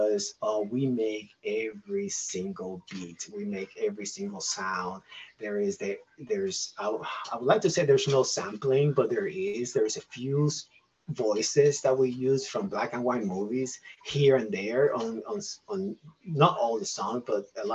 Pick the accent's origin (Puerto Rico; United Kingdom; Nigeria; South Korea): Puerto Rico; also born or lived in Asheville, North Carolina; now in Candler, United States; I grew up in Puerto Rico